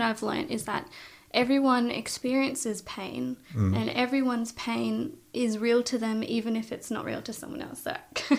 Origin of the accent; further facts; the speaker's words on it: Gold Coast, Queensland, Australia; also born or lived in Sydney; When I was 7, we moved from Sydney to the Gold Coast.